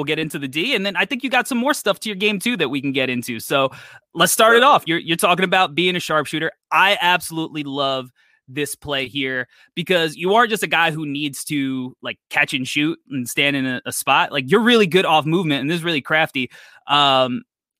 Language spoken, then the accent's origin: English; New York, United States; I'm a New Yorker